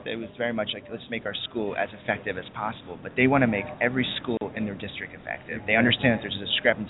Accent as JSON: {"language": "English", "town": "San Diego", "region": "California", "country": "United States", "said": "San Diego."}